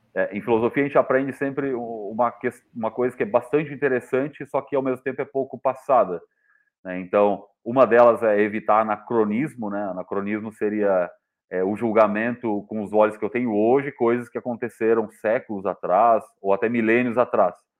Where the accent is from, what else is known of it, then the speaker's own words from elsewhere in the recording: São Lourenço do Sul, Rio Grande do Sul, Brazil; now in Santa Catarina, Brazil; da minha cidade natal, que chamava, chama São Lourenço do Sul